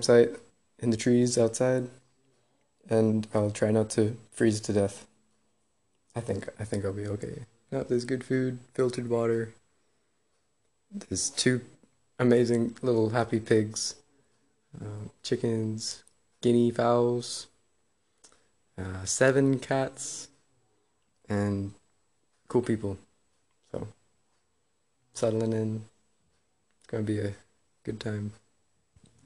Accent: Canada; moved away; I'm Canadian

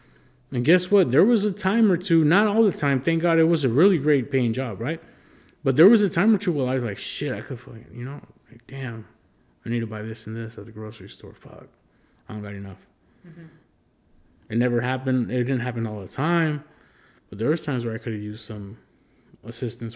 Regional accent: United States; I'm Chicano

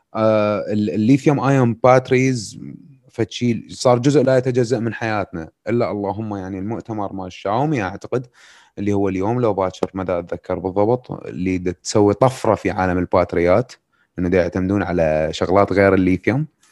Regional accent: Iraq; عندنا بالعراق

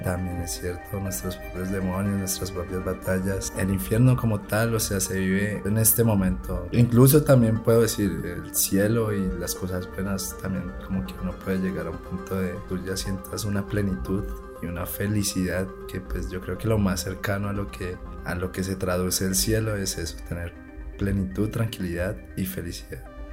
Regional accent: Bucaramanga, Santander, Colombia; yo me crié en Bucaramanga

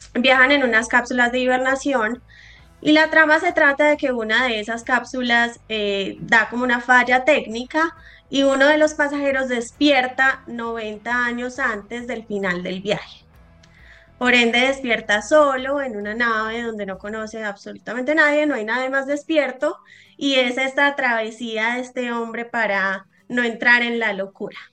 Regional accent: Medellín, Antioquia, Colombia; moved away as an adult; now in Bogotá, Colombia; Estudié en Medellín, soy de Medellín.

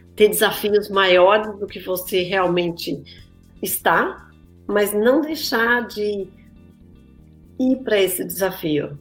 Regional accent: Brazil; moved away as an adult; also born or lived in São Paulo; now in United States; eu, como vim do Brasil

